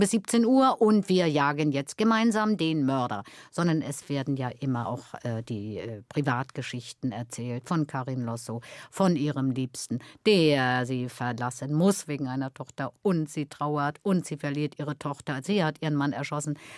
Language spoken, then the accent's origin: German; East Germany, Germany; ich komme aus der DDR. Ich bin sozialisiert in der DDR.